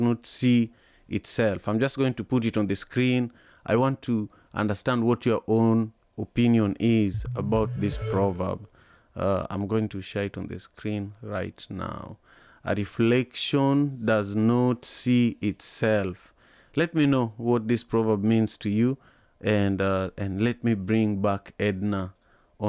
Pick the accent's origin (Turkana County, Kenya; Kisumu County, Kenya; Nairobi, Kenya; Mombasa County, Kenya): Kisumu County, Kenya; Kisumu; I was born and raised in Kisumu.